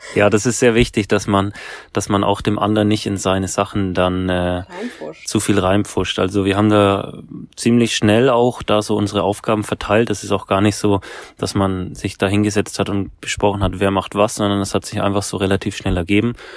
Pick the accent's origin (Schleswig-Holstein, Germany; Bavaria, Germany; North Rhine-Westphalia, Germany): Bavaria, Germany; Nuremberg; Wir kommen beide aus Nürnberg